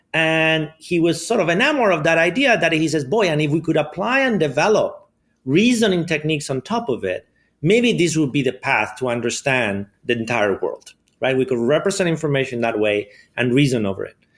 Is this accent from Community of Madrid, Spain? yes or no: yes; Madrid, Community of Madrid, Spain; English is a second language; moved away; I grew up in Spain, in Madrid.